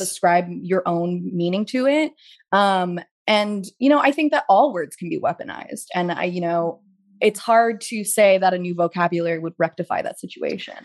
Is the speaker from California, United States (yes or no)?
yes; Pasadena, California, United States; moved away as an adult; also born or lived in New York; trying to differentiate myself as a New Yorker and being in Pasadena